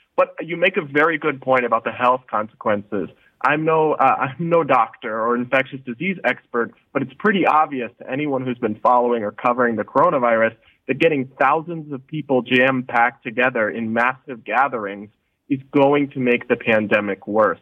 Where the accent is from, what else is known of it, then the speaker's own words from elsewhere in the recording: United States; as an American